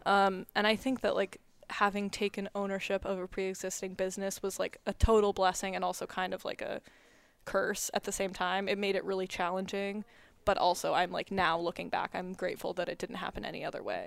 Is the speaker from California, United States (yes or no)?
yes; Orinda, California, United States; moved away as an adult; now in Ann Arbor, United States; I am originally from Arinda, California, which is in the East Bay